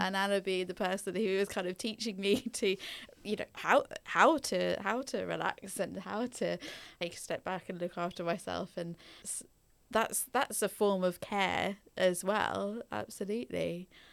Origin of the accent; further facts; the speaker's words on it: Norfolk, East of England, United Kingdom; also born or lived in Belgium; I grew up in Norfolk, but not Norwich itself